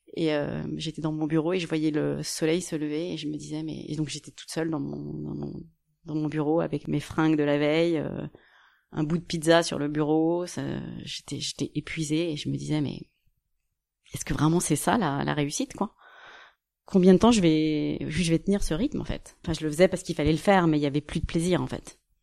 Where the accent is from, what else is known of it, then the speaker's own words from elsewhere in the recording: Cergy-Pontoise, Île-de-France, France; also born or lived in Chicago, United States / Washington, United States / New York, United States; une formation à côté de chez moi, à Cergy Pontoise